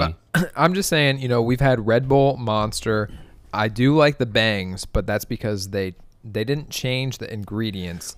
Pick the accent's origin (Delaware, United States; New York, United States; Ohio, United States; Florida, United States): Ohio, United States; Dayton; I'm from Southwest Ohio, and down there in Dayton, what we drink is Bud Light